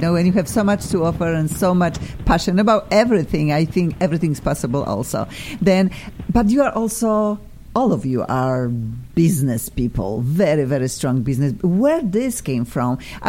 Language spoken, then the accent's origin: English; Poland; I am from Poland